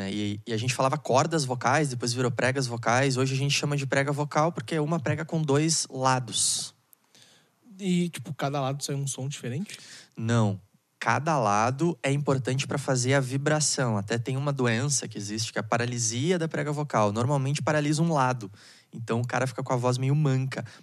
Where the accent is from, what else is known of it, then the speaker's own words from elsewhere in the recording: Porto Alegre, Rio Grande do Sul, Brazil; Consegui chegar vivo aqui em Canoas, né? Pra quem não sabe, eu sou de Porto